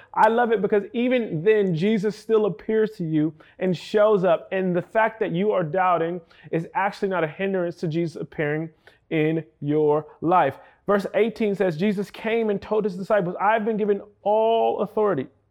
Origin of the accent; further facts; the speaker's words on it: New York City, New York, United States; I hail from New York City